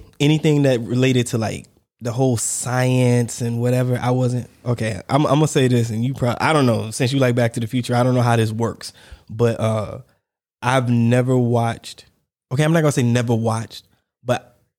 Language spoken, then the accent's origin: English; Warner Robins, Georgia, United States; And I remember where I grew up in Warner Robins, there was a place. I remember the street. If anybody back home is watching, listening, there used to be a car dealership.